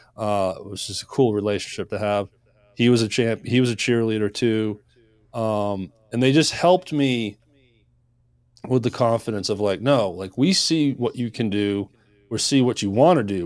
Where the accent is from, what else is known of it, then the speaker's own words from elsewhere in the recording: Maine, United States; moved away as an adult; also born or lived in Nashville, Tennessee; I moved to Nashville, Tennessee from Maine. I grew up in Maine